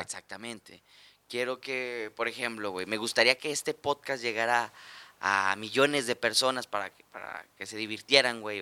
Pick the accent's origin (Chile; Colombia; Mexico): Mexico